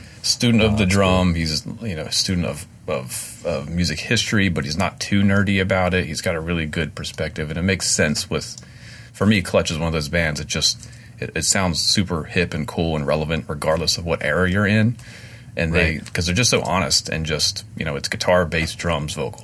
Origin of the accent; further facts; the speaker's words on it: Frederick, Maryland, United States; my hometown, Frederick, Maryland